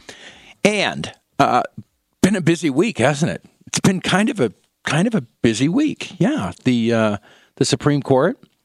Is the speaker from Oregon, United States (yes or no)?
no; San Francisco Bay Area, California, United States; in San Francisco, California, where I'm from the Bay Area